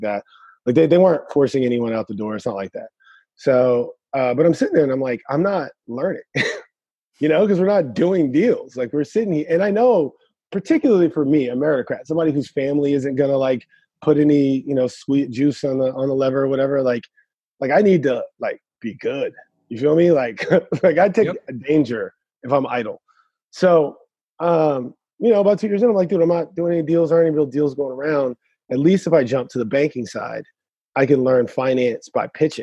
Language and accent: English; the Bay Area, California, United States; moved away; I'm from the Bay. So I grew up with a bunch of hackers too